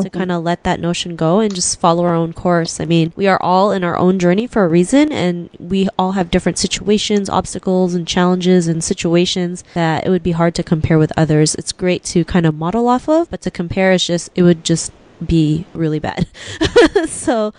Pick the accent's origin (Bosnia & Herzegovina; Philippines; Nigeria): Philippines; I'm from the Philippines